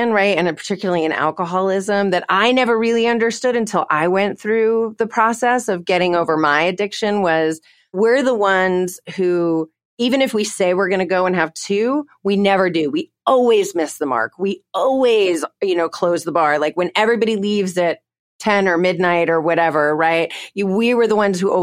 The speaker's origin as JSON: {"language": "English", "region": "Connecticut", "country": "United States", "tie": "born or raised there", "moved": "yes", "lives_now": "Texas, United States", "said": "I grew up in Connecticut"}